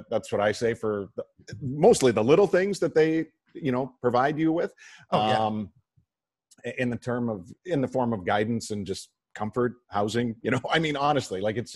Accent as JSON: {"language": "English", "town": "Whitby", "region": "Ontario", "country": "Canada", "tie": "born or raised there", "moved": "yes", "lives_now": "Buffalo, United States", "said": "growing up in Southern Ontario"}